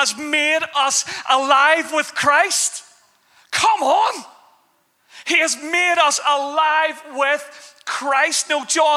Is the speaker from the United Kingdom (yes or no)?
yes; Belfast, Northern Ireland, United Kingdom; I grew up in Belfast